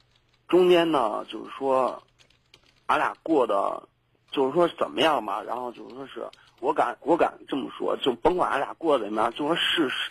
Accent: Zhengzhou, Henan, China; also born or lived in Beijing; 对。我家就郑州的，然后那什么呢，就是说，

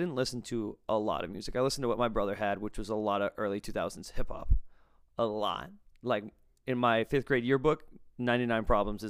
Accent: Massachusetts, United States; also born or lived in Netherlands / California; Now, I grew up here in Massachusetts, then lived in the Netherlands, then flew to California, then moved back here within like 8 or 9 years.

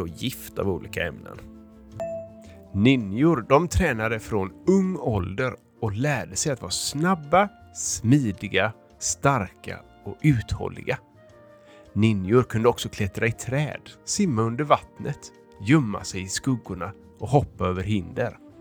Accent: Degerby, Finland; jag är från Degerby, Finland och jag är fyra år

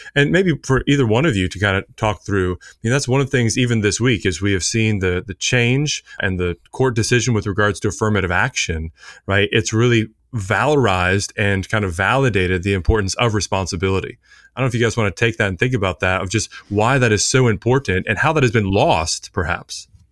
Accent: Richmond, Virginia, United States; growing up in Richmond, Virginia

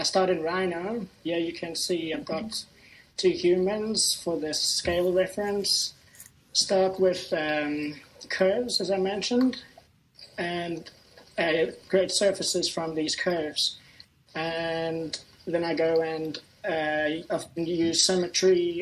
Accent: Cape Town, Western Cape, South Africa; I'm from Cape Town

